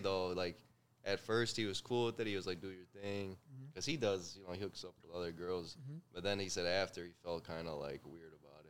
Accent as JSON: {"language": "English", "town": "Pizzone", "region": "Molise", "country": "Italy", "said": "I don't live there anymore, but I'm from Pizzone."}